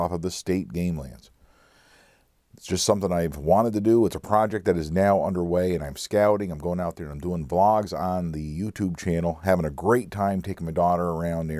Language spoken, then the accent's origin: English; Pennsylvania, United States; We, from Pennsylvania folks, lots of times refer to ourselves as what county we're from.